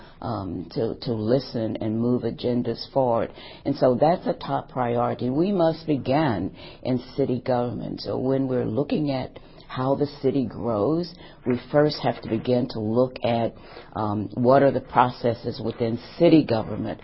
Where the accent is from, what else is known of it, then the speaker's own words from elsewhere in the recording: St. Louis, Missouri, United States; now in Madison, United States; I'm from St. Louis, Missouri